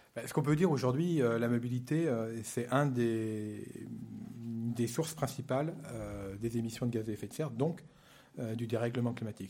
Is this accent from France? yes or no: yes; the West, western France, France; je suis né dans l'Ouest il y a déjà longtemps et je me rappelle que j'allais au catéchisme surtout pour y aller en vélo